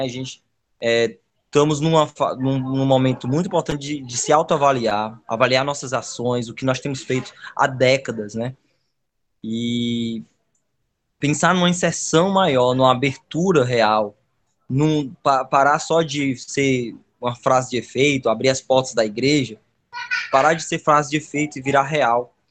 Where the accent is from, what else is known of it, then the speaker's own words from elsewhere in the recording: Brazil; eu sou de Calcaia, e eu moro num lugar chamado Taquara, perto de uma serra. Cada pedacinho desse lugar eu reconheço como sendo meu também. Né? É onde está a minha história